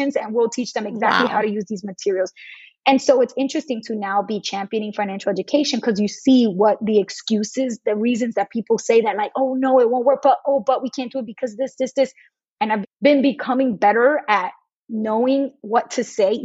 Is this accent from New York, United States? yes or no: yes; New York, United States; I'm from New York and I knew the school system well